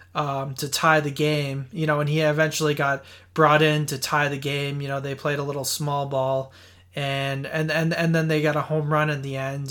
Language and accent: English; Boston, Massachusetts, United States; growing up in Boston